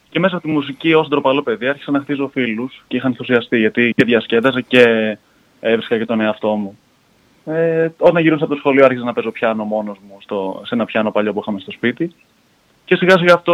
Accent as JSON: {"language": "Greek", "town": "Voula", "region": "Attica", "country": "Greece", "tie": "born or raised there", "also_born_or_lived": "Malaysia / Edinburgh", "said": "Εγώ γεννήθηκα στη Μαλαισία από Έλληνε γονεί. Μεγάλωσα κυρίω στην Βούλα εδώ στην ελλαδα ε, σπούδασα οικονομικά στο Εδιμβούργο, με ένα χρόνο στην Αμερική ανταλλαγή."}